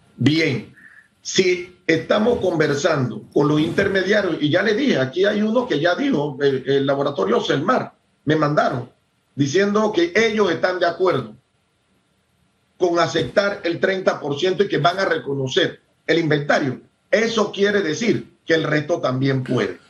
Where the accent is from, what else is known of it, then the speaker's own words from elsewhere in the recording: Panama; todos los que somos panameños, todos los que vivimos en Panamá